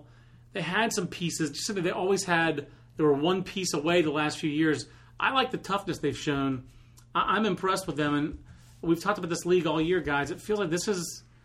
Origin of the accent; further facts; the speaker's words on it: Fayetteville, North Carolina, United States; this kid from my hometown, Fayetteville, North Carolina